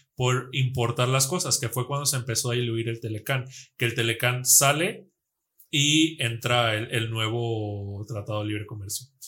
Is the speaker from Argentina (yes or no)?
no; Mexico; nosotros como mexicanos, como latinos, como hermanos, nosotros en México